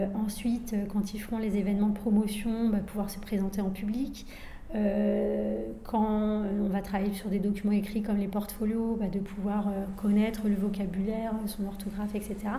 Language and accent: French; France; Je suis moi-même issue d'immigration, je suis née en France